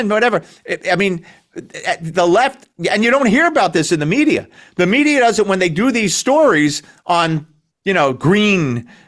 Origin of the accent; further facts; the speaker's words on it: United States; I'm Americans. I'm American.